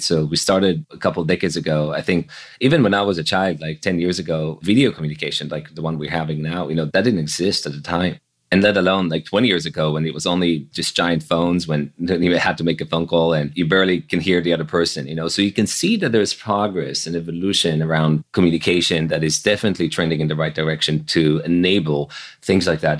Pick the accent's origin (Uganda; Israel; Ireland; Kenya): Israel; Jerusalem, Jerusalem District; moved away as an adult; also born or lived in Silicon Valley; I grew up in Jerusalem in Israel, so pretty far away from Silicon Valley.